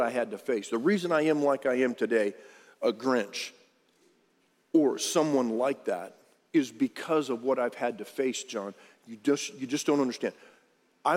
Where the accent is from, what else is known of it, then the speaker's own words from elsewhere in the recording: Harlingen, Texas, United States; I grew up on Rio Hondo Road in Harlingen, Texas.